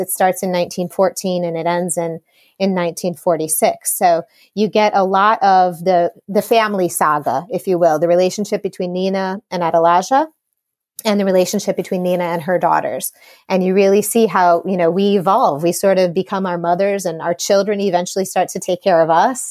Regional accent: Chicago, Illinois, United States; I grew up in Chicago

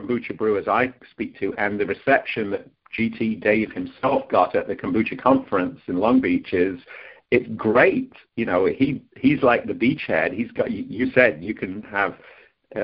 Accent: United Kingdom; I'm from Britain

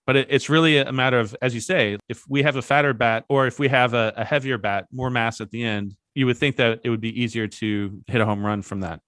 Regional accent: Kentucky, United States; I grew up in Kentucky

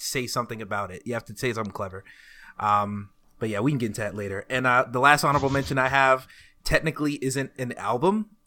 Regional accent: Dacula, Georgia, United States; I am from the land of Dacula, Georgia. betterwise known as that small town forty minutes outside of Atlanta

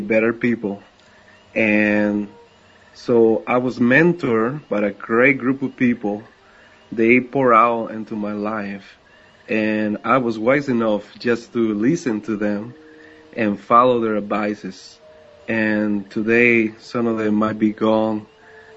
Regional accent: Costa Rica; English is a second language; moved away as an adult; now in United States; I was raised and born in Costa Rica.

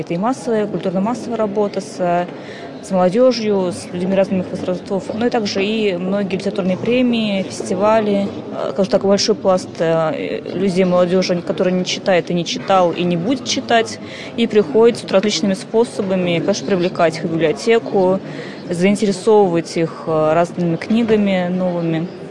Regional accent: Ulyanovsk, Ulyanovsk Oblast, Russia; Я из Ульяновска

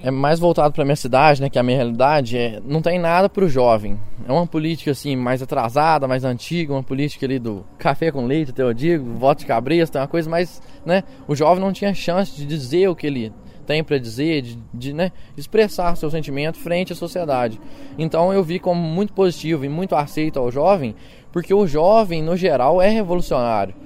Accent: Machado, Minas Gerais, Brazil; Eu sou de Machado, no sul de Minas Gerais

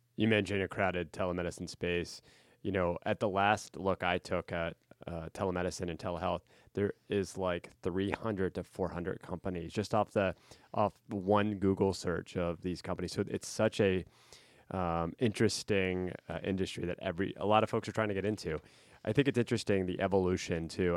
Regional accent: central Pennsylvania, United States; my hometown in central P

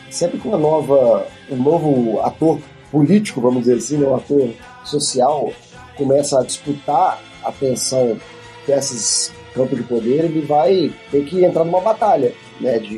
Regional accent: Brazil; Eu sou brasileiro, não sou russo.

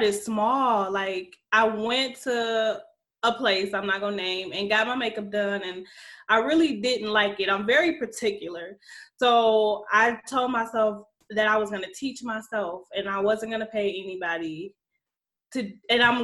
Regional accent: Alexandria, Louisiana, United States; I'm from Louisiana. Alexandria is a town.

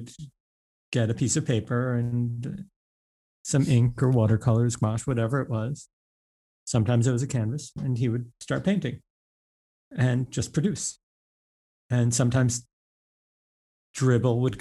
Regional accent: New York, United States; I grew up, I went to grade school, high school, everything, even college in New York. So like, I'm like a New Yorker

